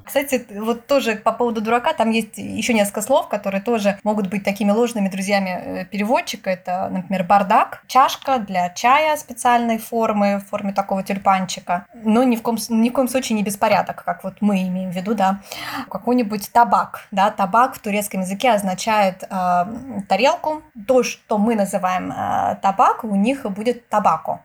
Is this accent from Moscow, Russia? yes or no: yes; Moscow, Russia; moved away as an adult; now in Turkey; я из России, что я из Москвы